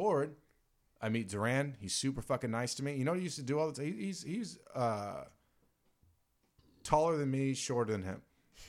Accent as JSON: {"language": "English", "region": "Virginia", "country": "United States", "tie": "born or raised there", "moved": "yes", "said": "I grew up in Virginia"}